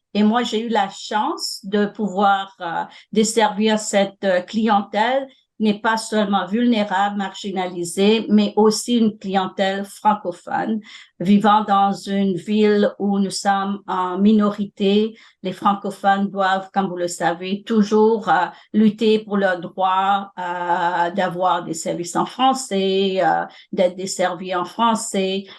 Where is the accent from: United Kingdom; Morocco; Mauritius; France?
Mauritius; moved away as an adult; also born or lived in Ontario, Canada; now in Toronto, Canada; J'ai fait mes études secondaires à l'île Maurice. J'ai grandi là